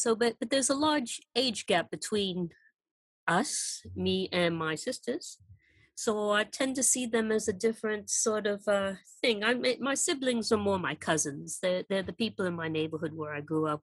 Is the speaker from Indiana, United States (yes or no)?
no; Pembroke, Massachusetts, United States; moved away as an adult; also born or lived in Taipei, Taiwan / San Francisco / London; I actually grew up in a small town called Pembroke, Massachusetts